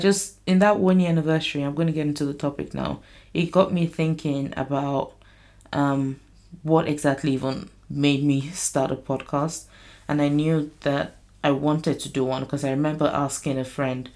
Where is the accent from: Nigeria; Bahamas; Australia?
Nigeria; moved away; I grew up in Nigeria.